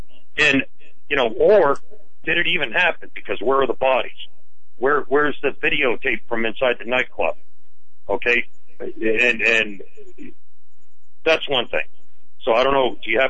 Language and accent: English; Massachusetts, United States; moved away as an adult; now in New Hampshire, United States; So I grew up in Massachusetts. I have family members that still live there, but I chose to leave when Mike Dukakis was there, because it was Taxachusetts at the time when I was 18 years old, and I never looked back.